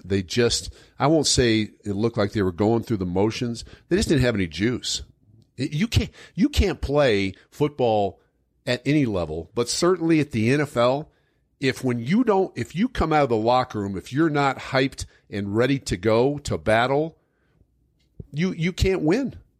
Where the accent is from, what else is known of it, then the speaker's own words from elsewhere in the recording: Denver, Colorado, United States; I grew up in Denver